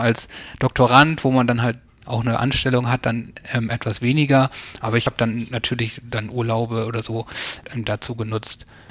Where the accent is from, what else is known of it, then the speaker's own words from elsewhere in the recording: near East Frisia, rural Lower Saxony, Germany; es öffentlichen Verkehr kurz vor Ostfriesland, wo ich aufgewachsen bin, wenig gab.